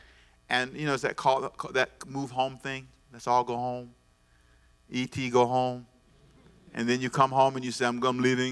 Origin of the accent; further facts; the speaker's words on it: Los Angeles, California, United States; now in Savannah, United States; Then I was raised in Los Angeles